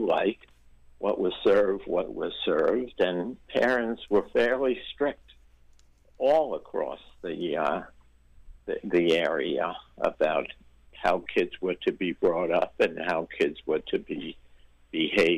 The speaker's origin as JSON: {"language": "English", "town": "New York City", "region": "New York", "country": "United States", "tie": "born or raised there", "also_born_or_lived": "Brooklyn", "said": "I was from New York. I grew up in Queens"}